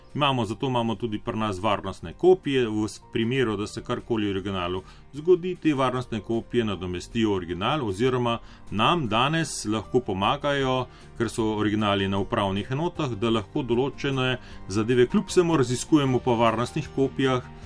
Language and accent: Slovenian; Gornja Bistrica, Mura, Slovenia; also born or lived in Murska Sobota; Rojen sem bil v Murski soboti, svoje otroštvo sem preživel na Gorni Bistrici, to je ena majhna vasica ob reki Muri.